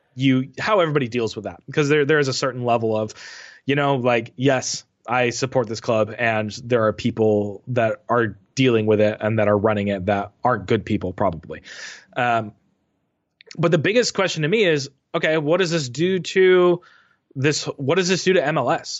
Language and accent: English; United States; an American soccer fan